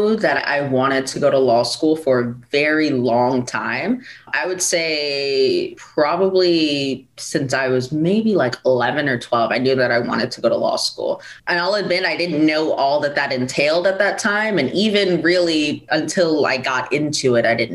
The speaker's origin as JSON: {"language": "English", "region": "South Florida", "country": "United States", "tie": "born or raised there", "moved": "as an adult", "lives_now": "New York, United States", "said": "I was born in New York and I moved to Florida at a young age, and I was raised almost entirely in South Florida"}